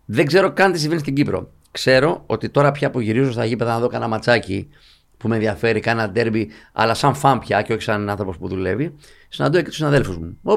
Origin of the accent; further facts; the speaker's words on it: Athens, Attica, Greece; also born or lived in Evros; Εγώ είμαι από τον ευρώ. Αλλά μεγάλωσα στην Αθήνα, δούλεψα εκεί, σπούδασα κτλ.